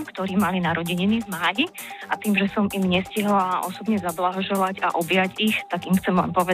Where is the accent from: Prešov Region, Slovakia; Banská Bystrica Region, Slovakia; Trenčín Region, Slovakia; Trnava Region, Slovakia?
Banská Bystrica Region, Slovakia; Dudince; now in Galanta, Slovakia; bývam v Galati 15 rokov, pochádzam z Dudine, pracujem v Senci